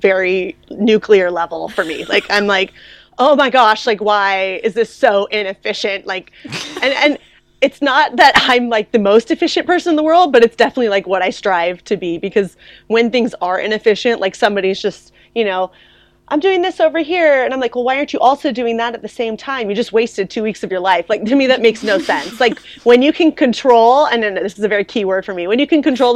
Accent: California, United States; moved away as an adult; also born or lived in Ohio / Belgium / France; now in Germany; I'm basically from California. I lived there for, most of my life. I was actually born in Ohio

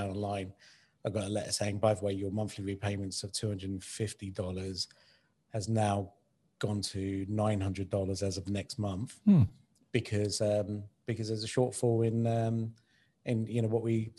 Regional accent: United Kingdom; now in Dubai, United Arab Emirates; I'm kind of from the UK and I live in Dubai.

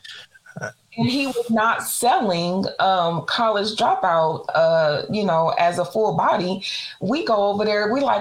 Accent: Hammond, Indiana, United States; I am from Hammond, Indiana, born and raised.

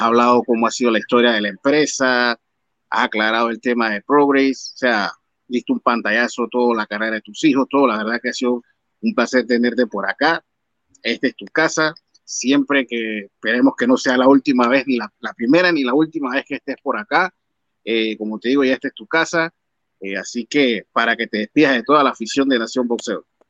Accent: Mexico; como mexicano

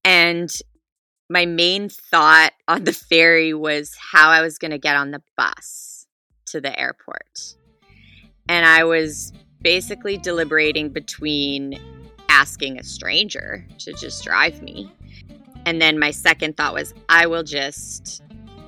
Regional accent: Calgary, Alberta, Canada; now in Revelstoke, Canada; I am from Calgary, Alberta, which is in Canada, but I currently live in a small mountain town in BC.

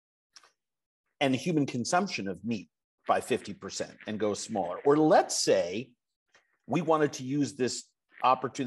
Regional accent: New York, United States; now in Minnesota, United States; I live in Minnesota. I'm from New York

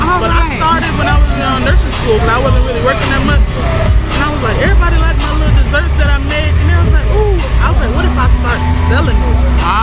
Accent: Stuart, Florida, United States; also born or lived in Tampa, Florida; Well, I was born in Tampa, but I was raised in the Stewart and Port St. Lucie area.

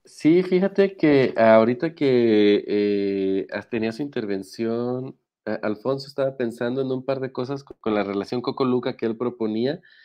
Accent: Mexico; como mexicanos

